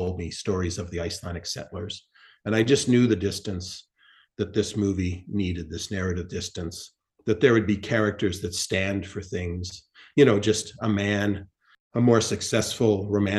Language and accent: English; Winnipeg, Manitoba, Canada; my hometown of Winnipeg